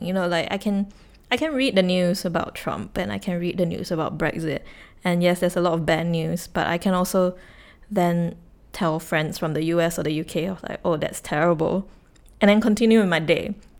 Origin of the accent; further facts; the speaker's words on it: Singapore; this is where I grew up, this is where family is